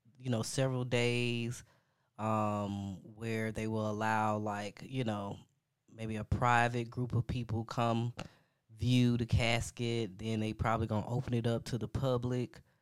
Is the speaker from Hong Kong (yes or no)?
no; United States; I'm an American